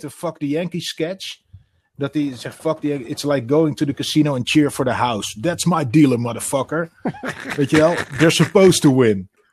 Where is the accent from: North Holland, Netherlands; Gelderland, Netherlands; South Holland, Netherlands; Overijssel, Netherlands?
Overijssel, Netherlands; Twente; moved away as an adult; also born or lived in Utrecht; ik ben in Twente opgegroeid